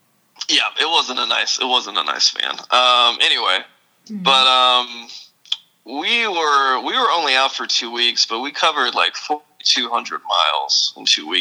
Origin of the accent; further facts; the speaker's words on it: Louisville, Kentucky, United States; now in Austin, United States; I grew up in the Louisville area.